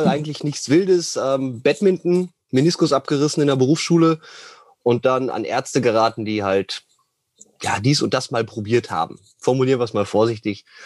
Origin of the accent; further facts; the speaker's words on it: Wesel, North Rhine-Westphalia, Germany; eigentlich komme ich aus NRW, ähm, um genau zu sein, aus Wesel. Und wie du ja so schön angemerkt hast, sind wir vor kurzem vom, vom Niederrhein an, an die Oder umgezogen. Das heißt, wir leben jetzt in Ostbrandenburg